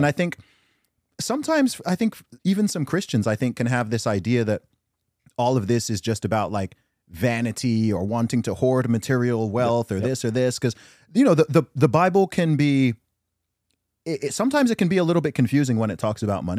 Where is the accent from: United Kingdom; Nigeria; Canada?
Nigeria; Dude, that's one thing I love about the culture I'm from.